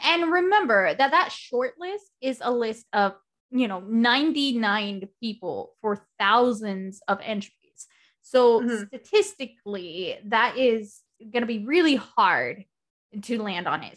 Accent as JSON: {"language": "English", "country": "United States", "said": "I am American"}